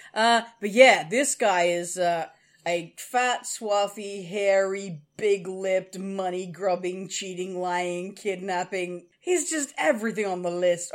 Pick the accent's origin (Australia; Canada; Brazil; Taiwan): Australia; we're Australian